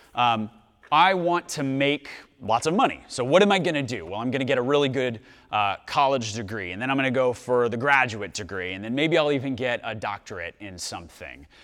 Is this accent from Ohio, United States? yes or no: no; Dallas, Texas, United States; I'm from Dallas.